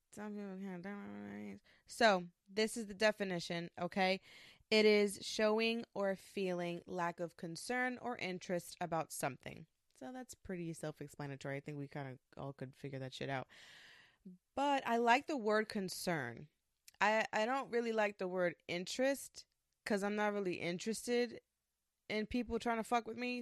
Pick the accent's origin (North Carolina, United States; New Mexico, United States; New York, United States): New York, United States; I am from New York. I'm a Puerto Rican woman.